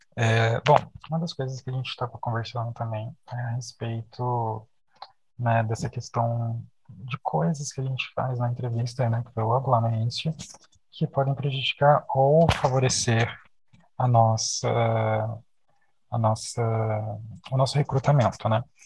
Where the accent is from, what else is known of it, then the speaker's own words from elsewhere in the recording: Brasília, Federal District, Brazil; a gente é aqui de Brasília, né? A gente mora e estuda aqui em Brasília